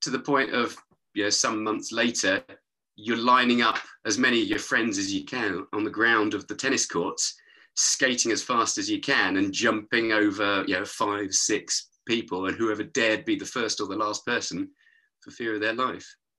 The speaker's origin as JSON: {"language": "English", "town": "East Molesey", "region": "South East England", "country": "United Kingdom", "tie": "born or raised there", "said": "I was brought up in East Molesey down by the river"}